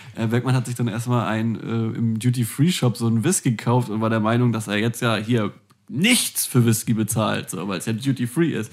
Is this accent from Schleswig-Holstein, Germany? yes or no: no; Hamburg, Germany; also born or lived in Flensburg; ich als gebürtiger Hamburger